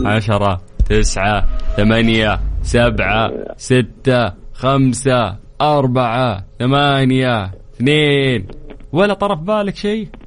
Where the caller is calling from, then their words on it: Riyadh, Riyadh Province, Saudi Arabia; الاسم الكريم … من الرياض